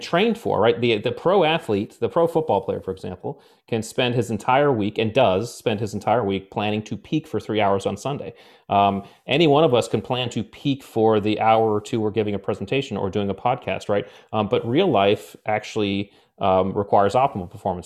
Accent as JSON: {"language": "English", "region": "Connecticut", "country": "United States", "tie": "born or raised there", "said": "I grew up in Connecticut"}